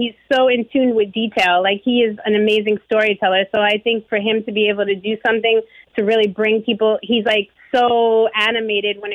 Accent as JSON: {"language": "English", "region": "New York", "country": "United States", "said": "I'm from New York"}